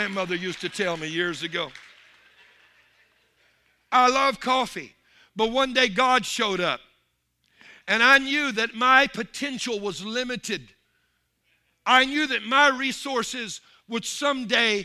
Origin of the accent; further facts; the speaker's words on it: Louisiana, United States; I'm from Louisiana